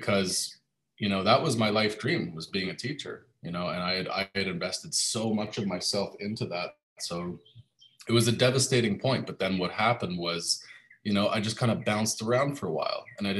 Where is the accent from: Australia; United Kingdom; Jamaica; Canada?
Canada; moved away as an adult; now in Panama; I moved away from my home country, Canada.